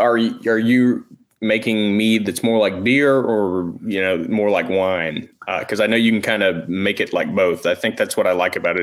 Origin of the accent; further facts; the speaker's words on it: Tennessee, United States; I'm from Tennessee.